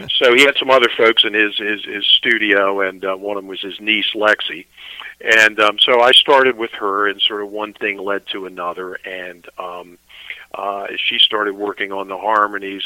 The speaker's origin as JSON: {"language": "English", "town": "Annapolis", "region": "Maryland", "country": "United States", "also_born_or_lived": "Severna Park, Maryland", "said": "I'm actually from Annapolis"}